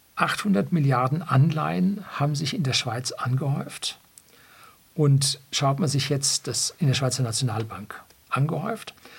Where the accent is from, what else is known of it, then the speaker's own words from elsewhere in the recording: Germany; bei uns in Deutschland